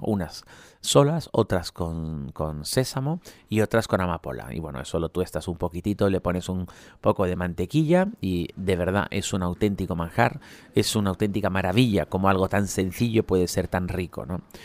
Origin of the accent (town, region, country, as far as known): Spain